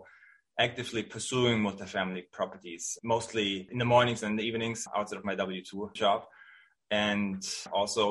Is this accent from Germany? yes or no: yes; outside of the Munich area, Bavaria, Germany; English is a second language; moved away as an adult; now in San Francisco, United States; I'm born and raised in Germany. I grew up outside of the Munich area